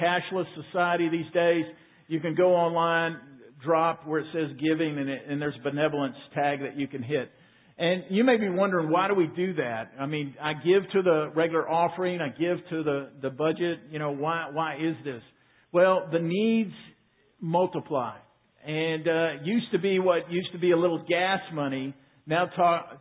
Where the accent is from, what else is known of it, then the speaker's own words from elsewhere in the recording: Waco, Texas, United States; I was 8 years old in Waco, Texas, little church called Beverly Hills Baptist Church.